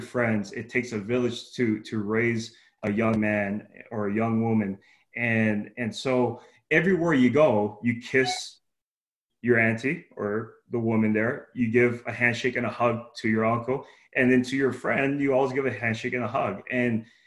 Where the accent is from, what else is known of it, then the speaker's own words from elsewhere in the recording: Hawaii, United States; moved away; I'm Hawaiian, so that's my Polynesian descent. I'm Hawaiian. So, you know, back home in Hawaii, it's about, you respect your elders